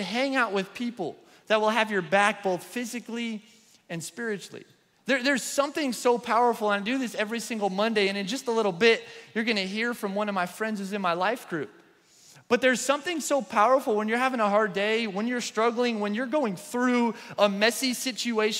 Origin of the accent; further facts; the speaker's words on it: New York, United States; moved away; I'm from New York